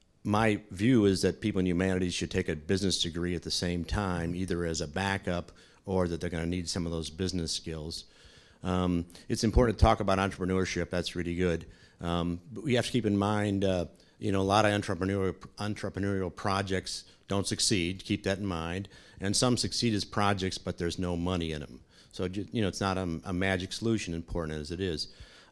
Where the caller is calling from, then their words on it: St. Louis, Missouri, United States; I'm … from St. Louis, and I just have a couple things to share